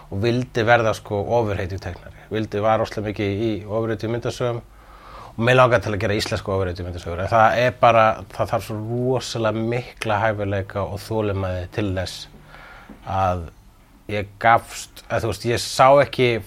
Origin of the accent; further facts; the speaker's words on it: Reykjavík, Capital Region, Iceland; also born or lived in Sweden / Svarfaðardalur, Iceland; Ég ólst upp í Vesturbænum, ég held að það sé sástaður sem ég ólst hvað mest upp, en líka í Svíþjóð og líka í Svaravadardalnum fyrir norðan.